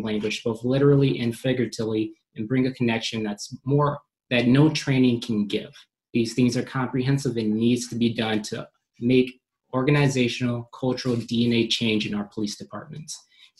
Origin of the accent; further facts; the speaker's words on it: Dane County, Wisconsin, United States; Growing up in Dane County, one of the statistically worst counties to raise a Black child in the nation, as well as being a Black police officer